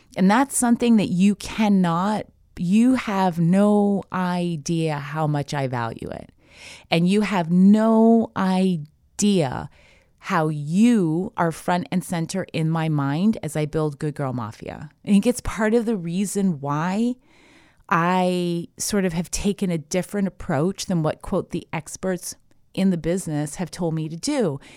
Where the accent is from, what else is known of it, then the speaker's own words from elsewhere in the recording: Canada; moved away as an adult; now in United States; I'm Canadian born, so I went to university